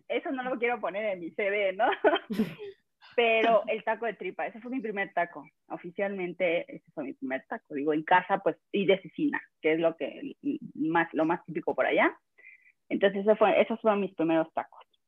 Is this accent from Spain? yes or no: no; El Espinal, Oaxaca, Mexico; now in Mexico City, Mexico; Estoy en Ciudad de México y soy de Oaxaca, del Istmo de Tehuantepec